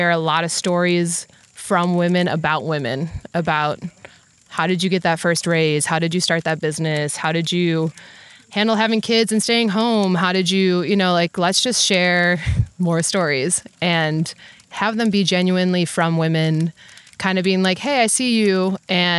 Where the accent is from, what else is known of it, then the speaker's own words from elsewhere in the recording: Wisconsin, United States; I'm from Wisconsin, born and raised in the Midwest